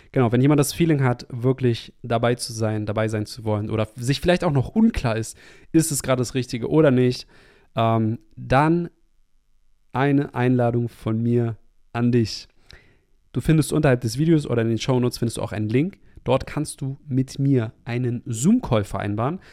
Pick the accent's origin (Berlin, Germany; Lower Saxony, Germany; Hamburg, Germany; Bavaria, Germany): Hamburg, Germany; moved away; in meine Heimatstadt in Hamburg